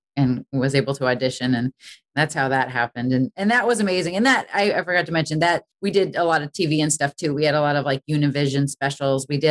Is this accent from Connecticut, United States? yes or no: no; Boston, Massachusetts, United States; I really wanted to go to Berklee growing up in Boston.